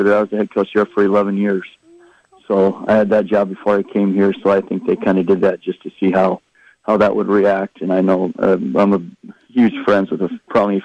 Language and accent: English; Iowa, United States; I grew up in Iowa